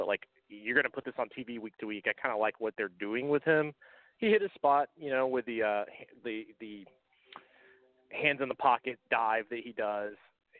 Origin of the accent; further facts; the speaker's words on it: Georgia, United States; I'm fucking from Georgia.